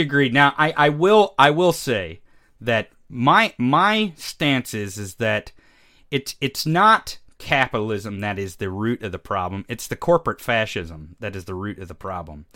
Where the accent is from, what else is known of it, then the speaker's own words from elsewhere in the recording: Missouri, United States; we grew up in the Midwest. You're from Indiana. I'm from Missouri